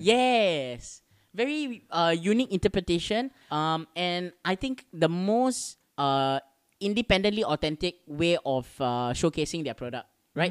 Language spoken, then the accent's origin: English; Singapore; our little island